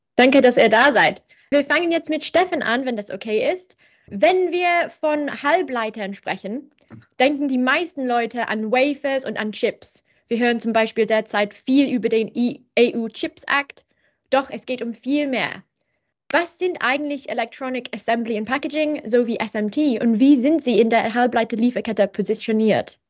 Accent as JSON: {"language": "German", "region": "England", "country": "United Kingdom", "second_language": "German", "said": "wie ihr merkt, bin ich Engländerin"}